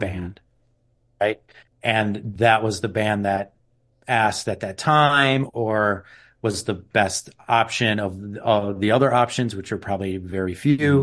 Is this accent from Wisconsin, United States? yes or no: yes; Milwaukee, Wisconsin, United States; we're from Milwaukee